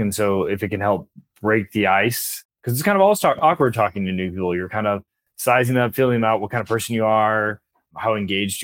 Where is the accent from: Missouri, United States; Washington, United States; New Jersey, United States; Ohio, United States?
Missouri, United States; I'm from Missouri, so I'm from the show me state